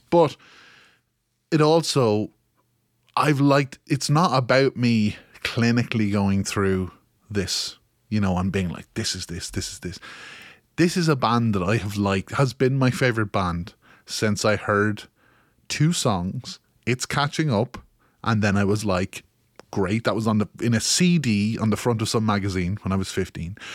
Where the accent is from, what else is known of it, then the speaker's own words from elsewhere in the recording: Kilkenny, Leinster, Ireland; you may notice by my tone of voice that I am from Kilkenny in Ireland